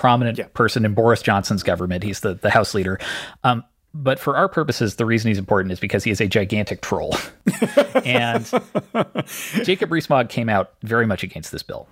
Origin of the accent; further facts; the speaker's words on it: Canada; I grew up in Canada.